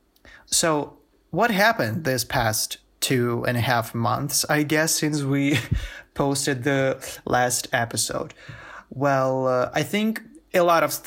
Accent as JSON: {"language": "English", "town": "Stary Oskol", "region": "Belgorod Oblast", "country": "Russia", "tie": "born or raised there", "also_born_or_lived": "St. Petersburg, Russia", "moved": "as an adult", "said": "I am not in Stereoskol in my hometown."}